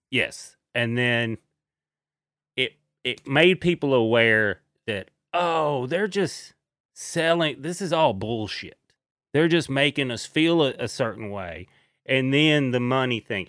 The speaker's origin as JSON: {"language": "English", "region": "East Tennessee", "country": "United States", "said": "I'm from East Tennessee"}